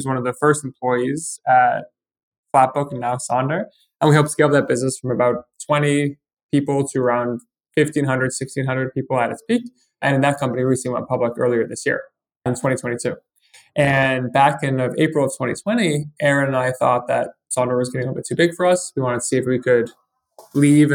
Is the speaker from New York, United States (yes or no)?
yes; New York, United States; moved away as an adult; also born or lived in Montreal, Canada / Ottawa, Canada; I'm originally from New York, but I studied chemical engineering in Montreal